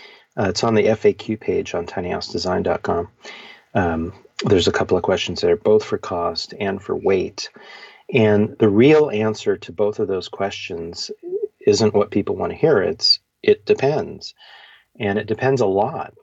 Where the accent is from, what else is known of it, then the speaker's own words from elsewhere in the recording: Bay Area, California, United States; also born or lived in Ukiah, California / Mendocino County, California; I was born in Ukiah. I was there as a baby, and my family moved to the Bay Area